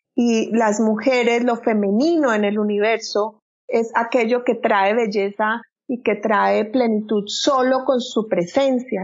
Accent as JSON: {"language": "Spanish", "country": "Colombia", "moved": "as an adult", "lives_now": "Frisco, United States", "said": "yo soy colombiana, tengo 45 años, eh, vivo hace año y medio"}